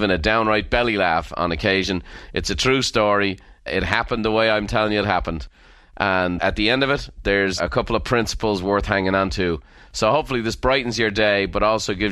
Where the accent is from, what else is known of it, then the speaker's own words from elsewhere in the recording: Ireland; as Irish people